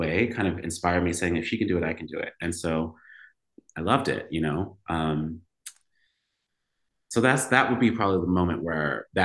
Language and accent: English; Los Angeles, California, United States; moved away as an adult; also born or lived in Boston; I grew up in Los Angeles